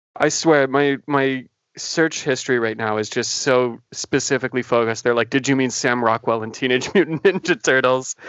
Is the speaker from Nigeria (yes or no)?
no; Canada; being a Canadian